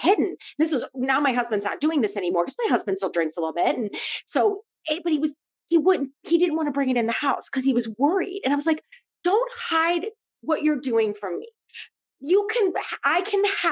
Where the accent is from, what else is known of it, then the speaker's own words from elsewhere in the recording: St. Louis, Missouri, United States; I grew up in St. Louis